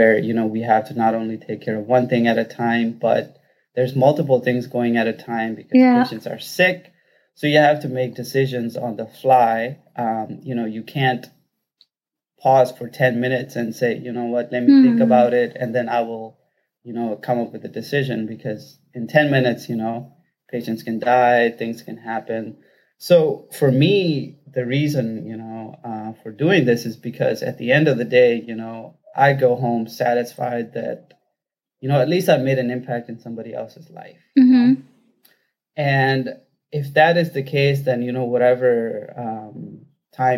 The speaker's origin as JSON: {"language": "English", "region": "Rajasthan", "country": "India", "moved": "yes", "lives_now": "Detroit, United States", "said": "I'm from Rajasthan in India. And I've been in the U.S. since 2003"}